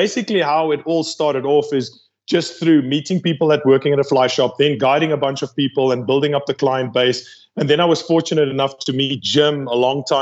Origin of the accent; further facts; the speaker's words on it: South Africa; I'm from South Africa